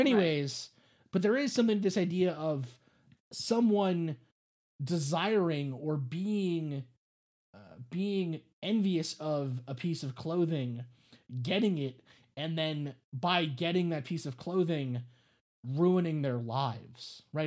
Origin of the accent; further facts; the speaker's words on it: New York City, New York, United States; I grew up in New York City